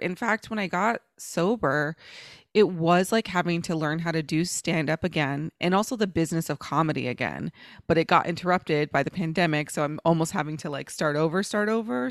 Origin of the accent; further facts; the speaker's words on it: Dallas, Texas, United States; accent: AAVE; the accent that I use in the streets of the hood that I'm from, which is Oak Cliff and Dallas, which when I was growing up was the ghetto